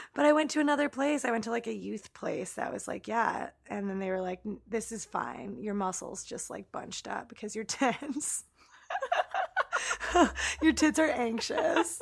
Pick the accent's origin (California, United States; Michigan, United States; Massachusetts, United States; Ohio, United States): Ohio, United States; Elyria; my hometown of Elyria, Ohio, that was conveniently located across the street from our high school